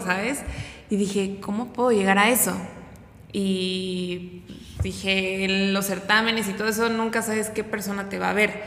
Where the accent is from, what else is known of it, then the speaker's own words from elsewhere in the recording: Pachuca, Hidalgo, Mexico; moved away as an adult; also born or lived in Toluca; now in Puebla, Mexico; fui para Pachuca, de donde yo soy. Eh, ahí viví 10 años